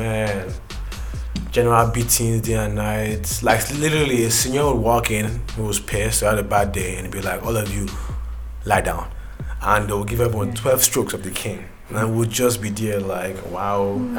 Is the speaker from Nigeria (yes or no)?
yes; Nigeria; Cause me, I was born in Nigeria.